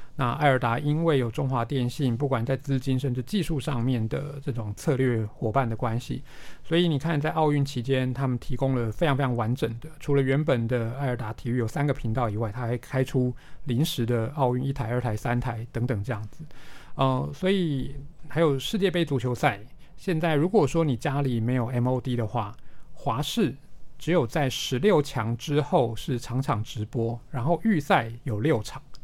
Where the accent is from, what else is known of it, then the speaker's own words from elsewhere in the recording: Taiwan; 我们自己定位自己作为一个台湾人